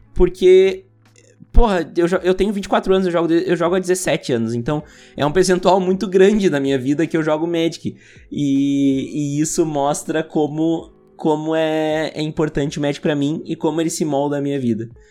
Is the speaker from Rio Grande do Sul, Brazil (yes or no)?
yes; Montenegro, Rio Grande do Sul, Brazil; E a gente cresceu ouvindo aqui em Montenegro